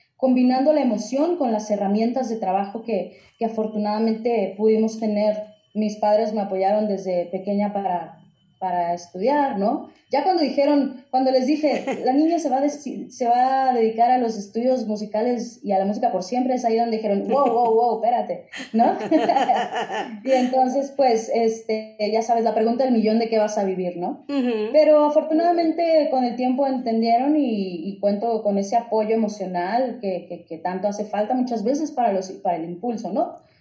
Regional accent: Nogales, Sonora, Mexico; crecí en una zona en Nogales, que es zona fronteriza con Estados Unidos, ya, ahí en Sonora

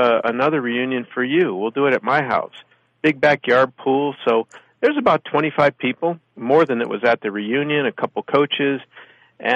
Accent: Lorain, Ohio, United States; moved away; my hometown, Lorain, and visit my high school

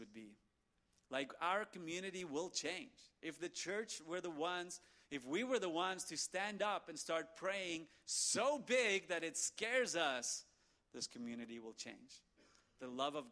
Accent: South Africa; I'm South African.

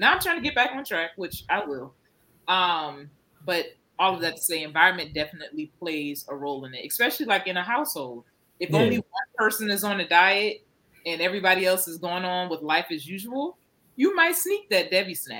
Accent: Charleston, South Carolina, United States; moved away as an adult; also born or lived in Knoxville; now in Atlanta, United States; I'm from Charleston.

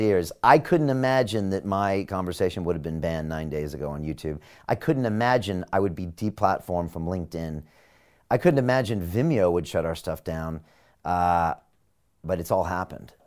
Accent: San Diego, California, United States; moved away as an adult; now in London, United Kingdom; I'm a kid from San Diego

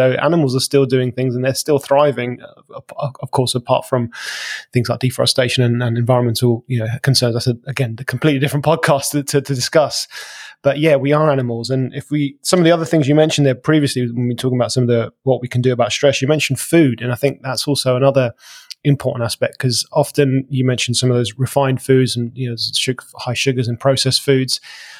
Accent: London, United Kingdom; now in England; I've even moved out to the country from being a Londoner because of that.

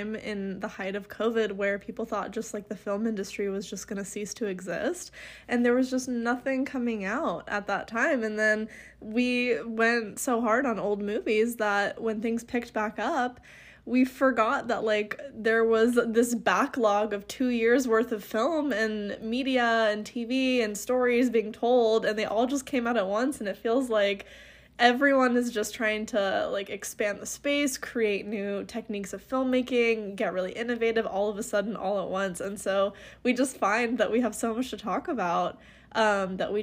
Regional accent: United States; I would love to opt out of being American right now

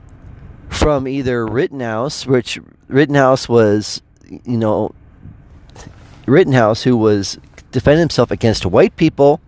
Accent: United States; as an American citizen

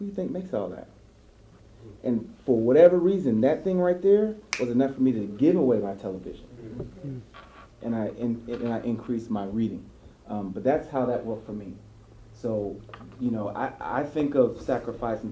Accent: Ohio, United States; I was born in Ohio

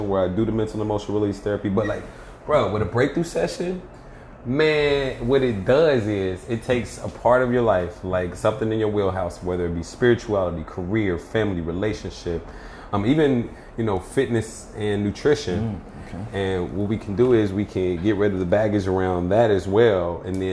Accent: Cincinnati, Ohio, United States; when I was growing up in Cincinnati, Ohio

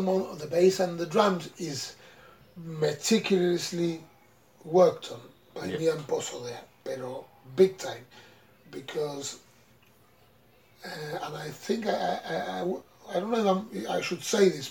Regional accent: Gibraltar; as a Gibraltarian

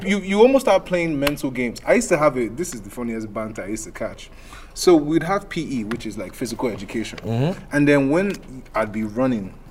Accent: Nigeria; moved away; I'm African, I'm from Nigeria, or I'm Haitian. So me being Nigerian

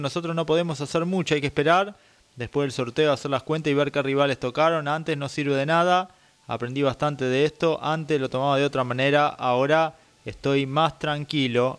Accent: Dolores, Buenos Aires Province, Argentina

